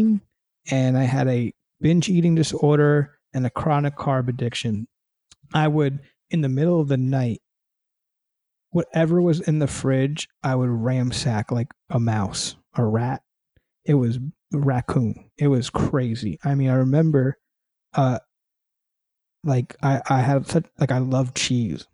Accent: New York City, New York, United States; moved away as an adult; now in California, United States; I live in California now. I'm originally from New York City

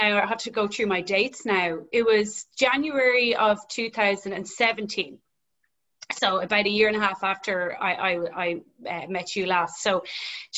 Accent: Dublin, Leinster, Ireland; I'm from Dublin

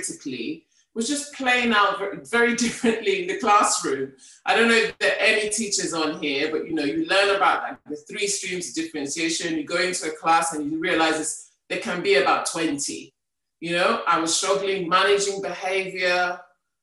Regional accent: Nigeria; moved away as an adult; now in United Kingdom; I grew up in Nigeria

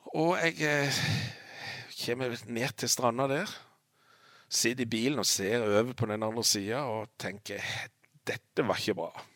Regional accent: Lista, Agder, Norway; jeg er født på Lista og bodd på Lista i alle år

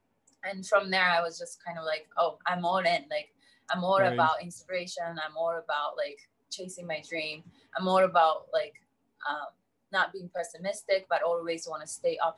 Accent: Japan; English is a second language; moved away as an adult; also born or lived in United States; growing up in Japan

